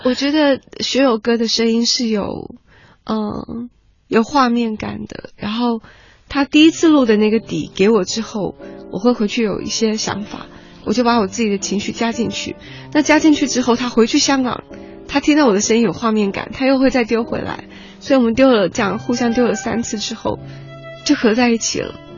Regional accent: Alishan, Chiayi County, Taiwan; 因为我是在阿里山长大的小孩

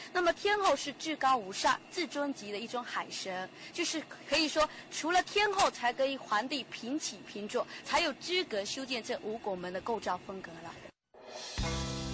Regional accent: Putian, Fujian, China; 我们所讲的就是莆田话嘛

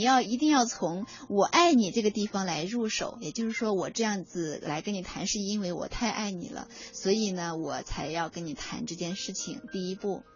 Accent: China; 我们中国人

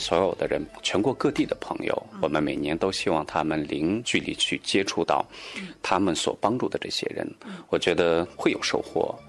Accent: Qumarleb, Qinghai, China; Chinese is a second language; moved away; also born or lived in Beijing; 其实我的家乡就比较远，呃，在青海玉树。

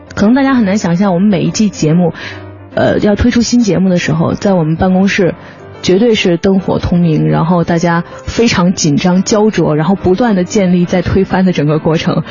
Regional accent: Beijing, China; 我是北京人嘛

